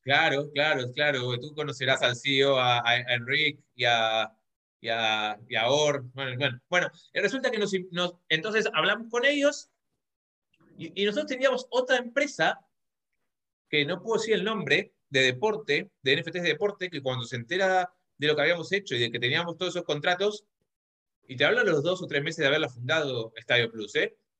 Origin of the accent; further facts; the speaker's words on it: Argentina; moved away as an adult; now in Spain; soy argentino, vivo en, en España hace 15 años